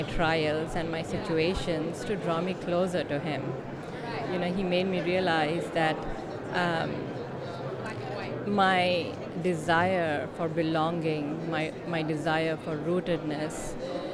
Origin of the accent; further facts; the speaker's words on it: Hyderabad, Telangana, India; moved away as an adult; also born or lived in Nashville, Tennessee; now in San Jose, United States; In Hyderabad, which is in the south of India